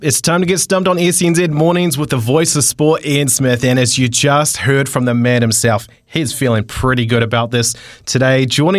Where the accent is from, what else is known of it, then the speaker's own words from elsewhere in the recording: Tauranga, Bay of Plenty, New Zealand; I love Tauranga. That's my hometown.